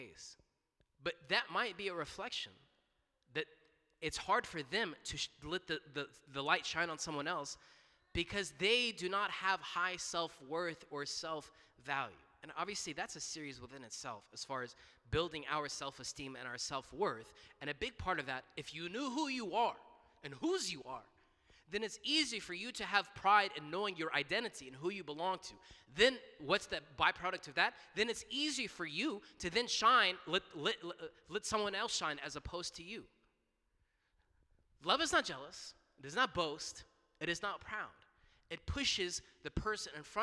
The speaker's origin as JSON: {"language": "English", "town": "Duluth", "country": "United States", "tie": "born or raised there", "said": "in Duluth, in my hometown"}